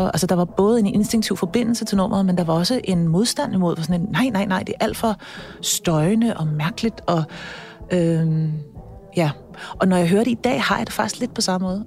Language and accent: Danish; Copenhagen, Capital Region of Denmark, Denmark; jeg er født og opvokset på Østerbro på, øh, i her i København